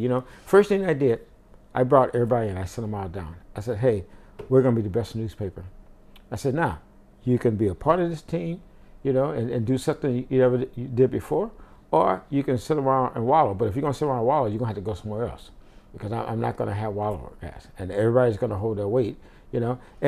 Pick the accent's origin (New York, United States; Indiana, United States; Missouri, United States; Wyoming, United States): Missouri, United States; St. Louis; moved away as an adult; I grew up in St. Louis, and my area was predominantly black